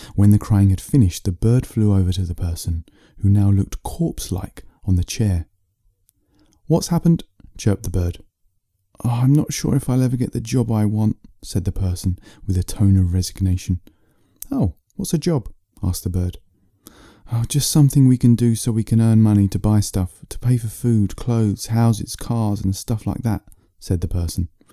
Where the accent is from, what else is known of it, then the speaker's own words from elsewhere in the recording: England, United Kingdom; I'm an author from England.